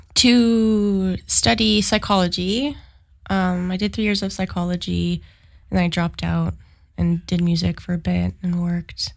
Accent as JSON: {"language": "English", "town": "Sudbury", "region": "Ontario", "country": "Canada", "moved": "yes", "lives_now": "Ottawa, Canada", "said": "I have lived in Ottawa for about 10 years, but I'm actually from Sudbury."}